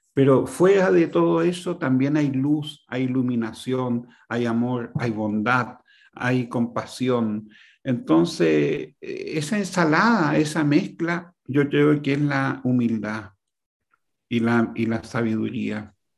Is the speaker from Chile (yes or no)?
yes; Chile; Yo, yo viví y nací en Chile hace 72 años